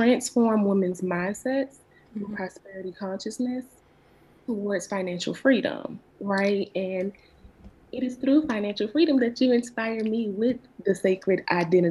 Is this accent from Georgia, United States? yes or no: yes; Savannah, Georgia, United States; moved away as an adult; also born or lived in Atlanta, Georgia; I'm originally from Savannah, Georgia. And graduated high school, and I moved to Atlanta.